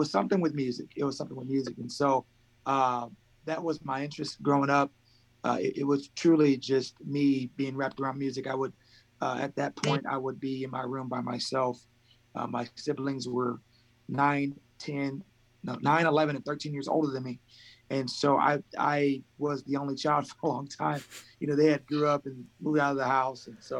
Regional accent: Colton, California, United States; also born or lived in Fresno, California; I am here right now, specifically in Colton, California. So we are about an hour east of Los Angeles. I grew up here in the same area. I was born in Fresno, California

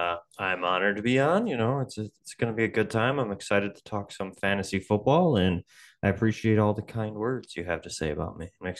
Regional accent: Buffalo, New York, United States; I grew up in Buffalo, so for us, that's kind of, you know, second nature to be a football fan here

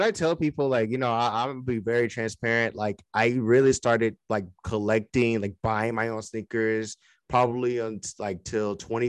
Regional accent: Detroit, Michigan, United States; also born or lived in California; So yeah, I'm really from Detroit, but I moved to California and I was out there for about 3 years in the San Francisco Bay Area.

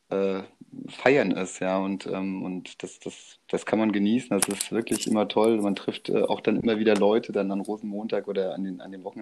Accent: Mainz, Rhineland-Palatinate, Germany; Ich bin ja kein gebürtiger Mainzer, aber in Mainz groß geworden, bin mit viereinhalb, fünf nach Mainz äh, gekommen.

